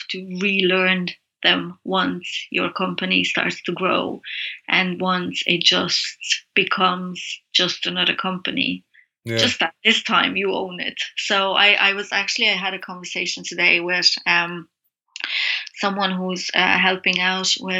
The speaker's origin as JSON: {"language": "English", "town": "Brasov", "region": "Brașov County", "country": "Romania", "moved": "yes", "said": "So I've been here 15 years, but I'm from Transylvania, Romania, from a town called Brasov"}